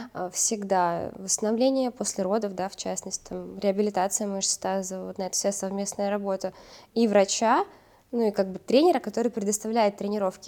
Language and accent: Russian; Uzbekistan; moved away; also born or lived in Russia; я росла в Узбекистане